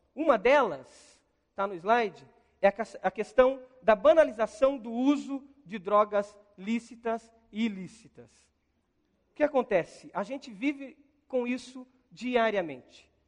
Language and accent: Portuguese; Brazil; como brasileiro